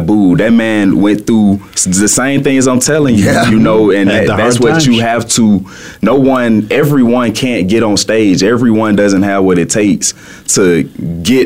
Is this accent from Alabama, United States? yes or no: yes; Birmingham, Alabama, United States; accent: Southern drawl; now in Phoenix, United States; I'm from Birmingham, Alabama originally, so I always have had that Southern style in me, you know, and when you hear the music, you hear me speaking right now, you can hear the Southern draw